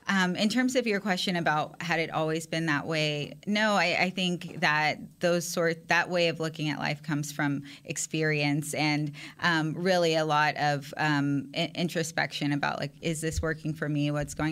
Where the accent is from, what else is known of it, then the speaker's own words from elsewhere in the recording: San Antonio, Texas, United States; So I'm from San Antonio, Texas, which is huge Cowboys country.